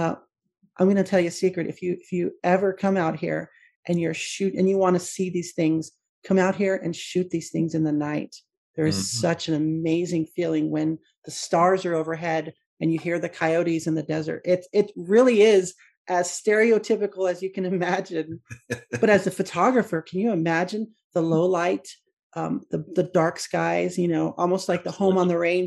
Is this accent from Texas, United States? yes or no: yes; West Texas, United States; moved away; I was born in Western Texas